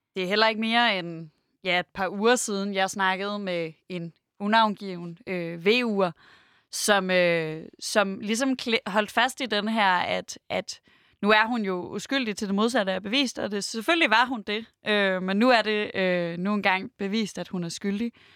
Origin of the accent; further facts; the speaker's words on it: Denmark; jeg er selv fra Jylland